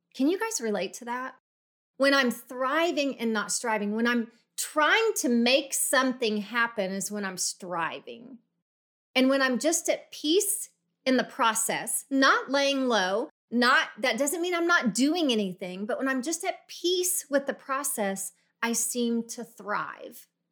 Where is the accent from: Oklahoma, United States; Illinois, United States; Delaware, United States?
Oklahoma, United States; Oklahoma City; moved away; I grew up in Oklahoma City